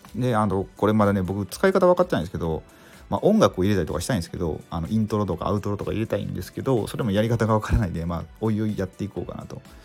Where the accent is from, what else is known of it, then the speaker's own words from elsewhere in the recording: Mie, Japan; also born or lived in Nagoya; 生まれは、まあ、名古屋とか、で、三重県で育って